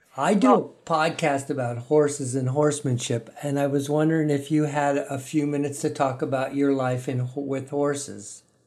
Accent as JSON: {"language": "English", "region": "Central California", "country": "United States", "tie": "born or raised there", "said": "I grew up in Central California"}